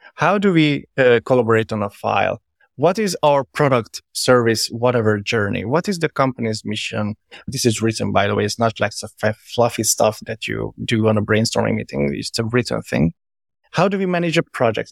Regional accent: Hungary; moved away as an adult; also born or lived in Verona, Italy / Budapest, Hungary / London, United Kingdom; I'm originally from Hungary, by the way, but I live, like, pretty much everywhere, all over the place

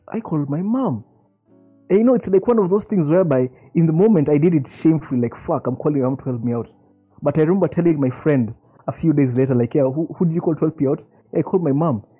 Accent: Nairobi, Kenya; my neighbors growing up in Karen

